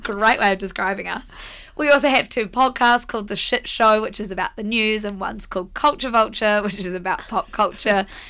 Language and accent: English; Blenheim, Marlborough, New Zealand; moved away as an adult; also born or lived in Wellington; We're all from Blenheim